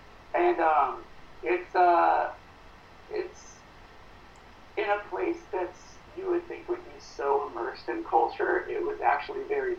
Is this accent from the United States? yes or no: yes; Burbank, California, United States; Yeah, I grew up in Burbank, California.